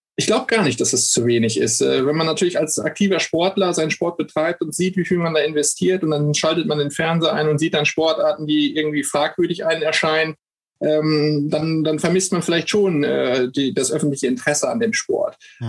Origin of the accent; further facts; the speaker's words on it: Rheda-Wiedenbrück, North Rhine-Westphalia, Germany; Ich komme aus Reda Wiedenbrück.